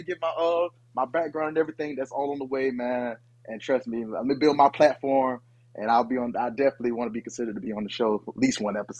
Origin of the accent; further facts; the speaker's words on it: Lafayette, United States; Guy from my hometown.